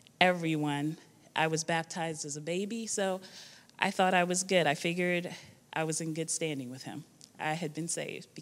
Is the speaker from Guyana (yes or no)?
yes; Guyana; moved away; I was born in Guyana. It's a small country in South America, located between Suriname and Brazil.